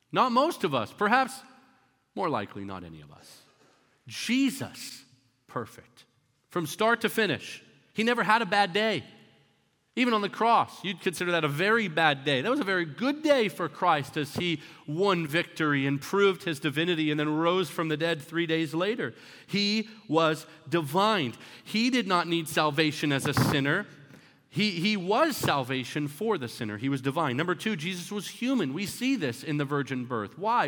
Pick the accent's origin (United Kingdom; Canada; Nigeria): Canada; also born or lived in Florida, United States; now in United States; I grew up in Canada and I came over to America.